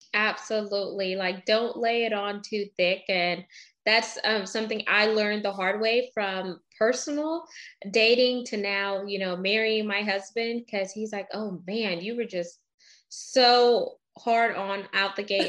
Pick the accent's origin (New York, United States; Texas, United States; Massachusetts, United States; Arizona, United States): Texas, United States; Houston; also born or lived in Baytown; I grew up in Baytown for a little bit until we moved to Houston